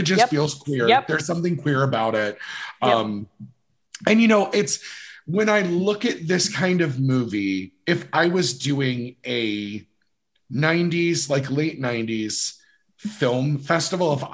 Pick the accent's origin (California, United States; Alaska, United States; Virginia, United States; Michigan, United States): Virginia, United States; moved away; where I lived in Virginia that we were just close enough to DC